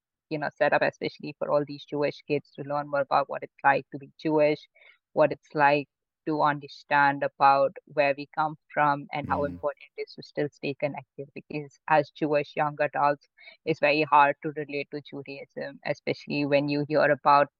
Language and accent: English; Mumbai, Maharashtra, India; also born or lived in Pune; I grew up in Mumbai, my whole family did